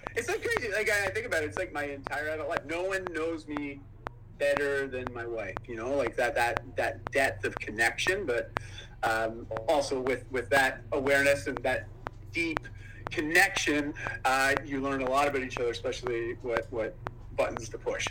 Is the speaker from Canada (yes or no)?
yes; Ontario, Canada; moved away as an adult; now in Vancouver, Canada; I grew up in Ontario, moved up to Vancouver, Canada, uh, when I graduated high school